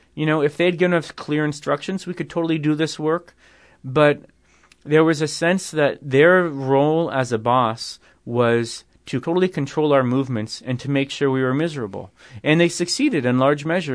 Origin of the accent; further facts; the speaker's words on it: New York, United States; I'm from New York